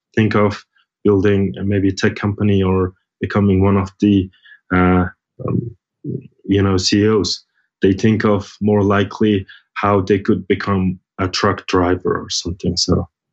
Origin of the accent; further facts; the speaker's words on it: Mongolia; I'm originally from Mongolia